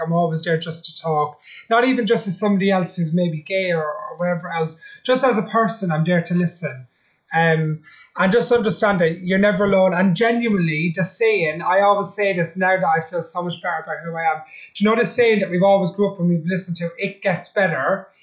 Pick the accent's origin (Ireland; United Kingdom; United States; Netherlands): Ireland; I'm Irish. I'm a traveller.